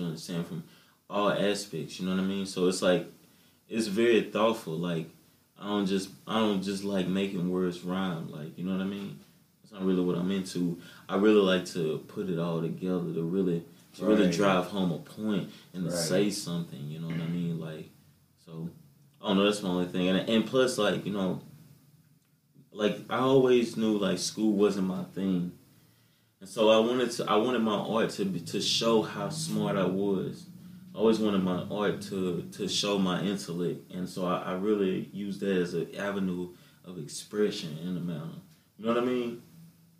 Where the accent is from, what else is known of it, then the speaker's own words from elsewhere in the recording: the South, United States; I grew up in the South where it was like, you know how we grew up, like, you know, freestyling